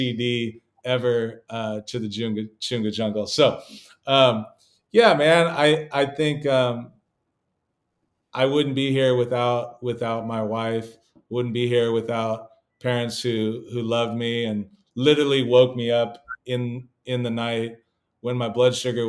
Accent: California, United States; I come from California

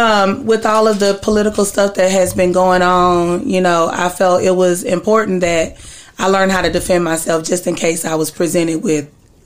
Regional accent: Dallas, Texas, United States; Born and raised in Dallas. I'm a massage therapist.

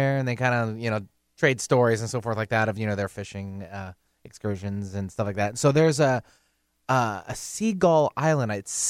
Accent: Soldotna, Alaska, United States; going through elementary school up in Alaska. And I'm from Soldotna, Alaska, which is just south of Anchorage on the Kenai.

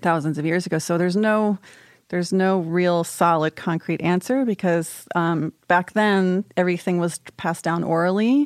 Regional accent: College Park, Maryland, United States; I'm from College Park.

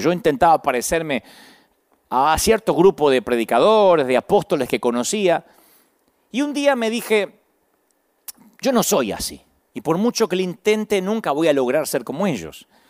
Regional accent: Billinghurst, Buenos Aires Province, Argentina; Por algo Dios hizo que yo naciera en Billinghurst, San Martín, Buenos Aires y no en Massachusetts. Por algo Dios me dio este acento y no otro

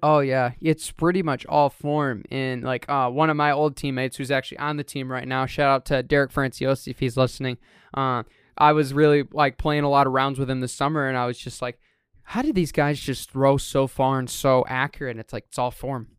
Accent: Reed City, Michigan, United States; Reed City just put one in at my hometown at Riambat Park

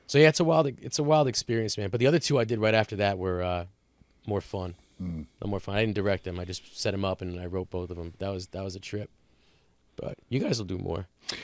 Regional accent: Howell, New Jersey, United States; But I'm like, I'm right from Howell.

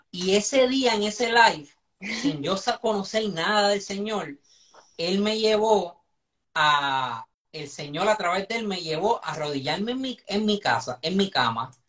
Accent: Caguas, Puerto Rico; O sea, ella es del centro

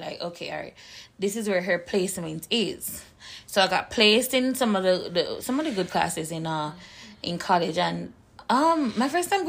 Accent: Jamaica; moved away as an adult; also born or lived in South Jersey, United States; now in New Jersey, United States; I'm mostly Jamaican. Everything live, breathe, sleep, eat Jamaican.

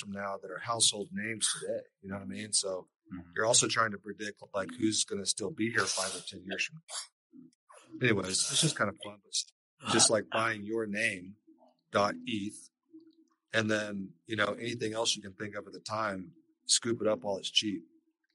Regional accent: Lubbock, Texas, United States; I grew up out in West Texas, out in Lubbock, Texas.

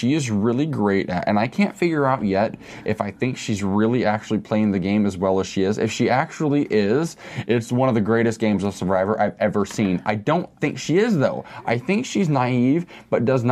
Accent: Midwest, United States; I grew up in a religious community in the Midwest

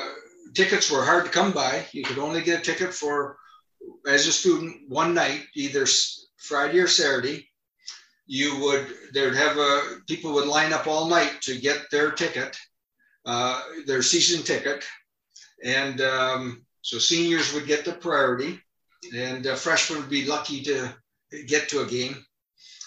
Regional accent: Sault Ste. Marie, Ontario, Canada; moved away as an adult; also born or lived in Houghton, Michigan; we're both from Sault Ste. Marie, Ontario, both graduated from Tech

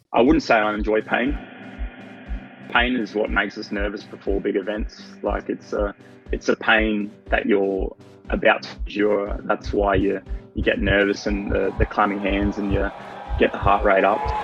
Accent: Gold Coast, Queensland, Australia; I'm a triathlete from the Gold Coast

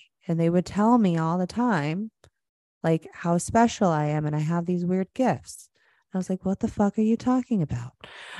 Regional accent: Florida, United States; I grew up in Florida.

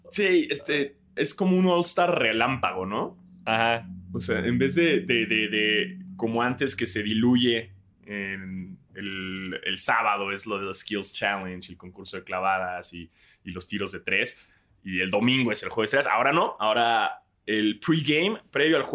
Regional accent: Mexico; nosotros como mexicanos

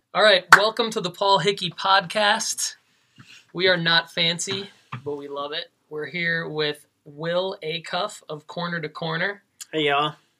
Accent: Detroit, Michigan, United States; moved away as an adult; now in Tennessee, United States; I'm from Detroit

